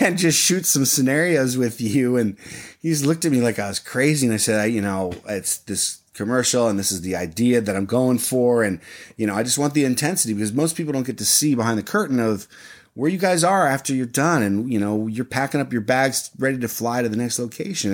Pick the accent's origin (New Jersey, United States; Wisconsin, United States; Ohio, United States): Ohio, United States; Dublin; I grew up literally on the fairways of Muirfield. So I was, I grew up at the Memorial Tournament